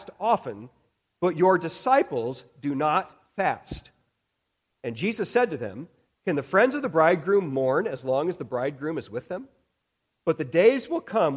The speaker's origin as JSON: {"language": "English", "country": "United States", "said": "we as American Christians"}